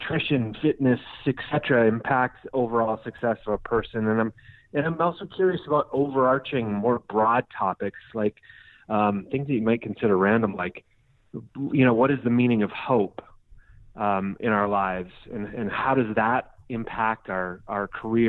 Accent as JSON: {"language": "English", "region": "Minnesota", "country": "United States", "tie": "born or raised there", "moved": "yes", "lives_now": "Scottsdale, United States", "said": "I grew up in Minnesota. I now live in Scottsdale, Arizona"}